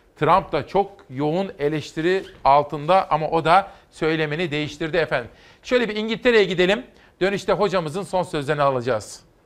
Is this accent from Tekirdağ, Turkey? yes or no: no; İzmir, Turkey; memleketimden bir manzara